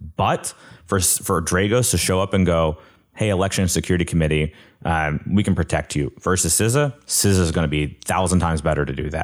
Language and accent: English; Coleman, Alabama, United States; I'm from Coleman, Alabama